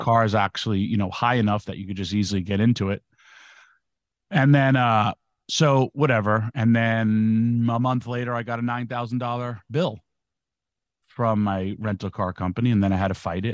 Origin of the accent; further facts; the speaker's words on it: New York, United States; I'm from New York